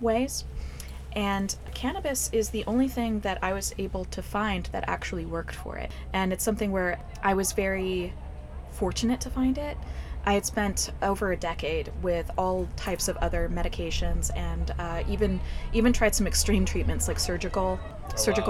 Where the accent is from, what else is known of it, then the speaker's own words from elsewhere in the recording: Georgia, United States; also born or lived in East Coast; now in California, United States; I'm originally from Georgia